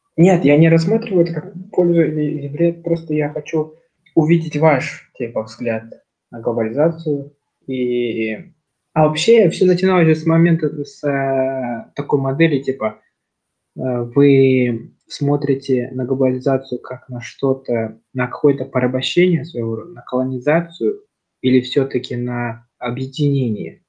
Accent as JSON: {"language": "Russian", "country": "Kazakhstan", "said": "я, там, казах, то, что я, там, часть, вот, Казахстана"}